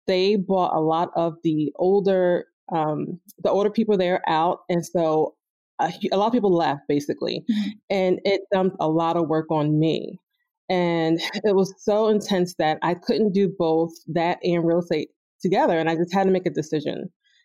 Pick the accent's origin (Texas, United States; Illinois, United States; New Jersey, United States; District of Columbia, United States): New Jersey, United States; moved away as an adult; now in Philadelphia, United States; I'm actually from New Jersey, South Jersey, and I started working in Philly, which is why I moved here